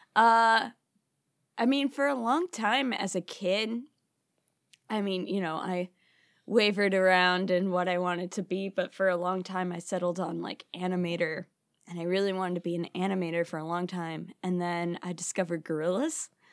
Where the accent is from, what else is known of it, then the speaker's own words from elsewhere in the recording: Chicago, Illinois, United States; born and raised in Chicago